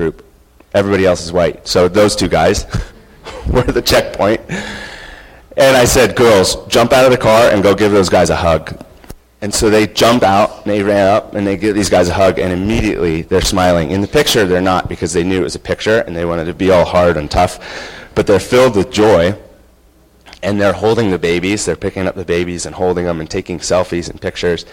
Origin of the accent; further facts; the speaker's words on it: United States; as an American